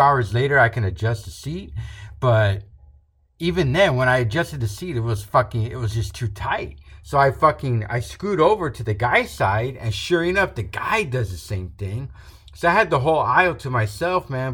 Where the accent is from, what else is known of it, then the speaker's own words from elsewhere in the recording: Rio Grande Valley, Texas, United States; where we're from, we're from the Rio Grande Valley, very south border of Texas